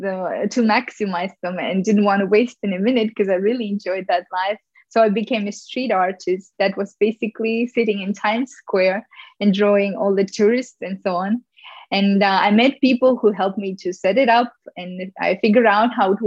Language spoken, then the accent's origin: English; Ufa, Bashkortostan, Russia; moved away as an adult; also born or lived in New York; growing up in Russia